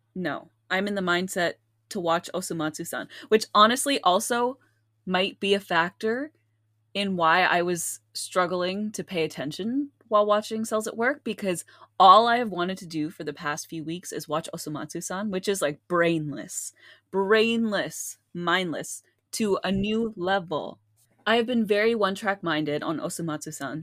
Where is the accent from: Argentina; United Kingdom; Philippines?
Philippines; we're Filipino